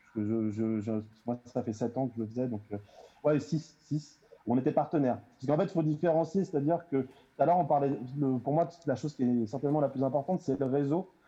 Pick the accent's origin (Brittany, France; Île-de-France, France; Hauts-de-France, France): Île-de-France, France; Melun; je viens de Melun